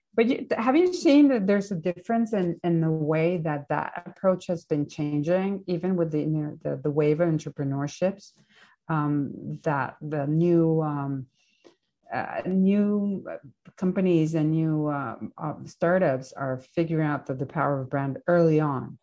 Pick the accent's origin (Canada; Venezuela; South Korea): Venezuela; moved away; my home country in Venezuela